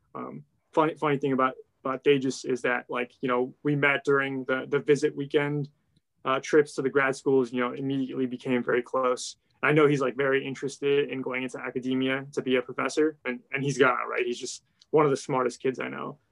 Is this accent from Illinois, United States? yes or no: no; Ohio, United States; I grew up in Ohio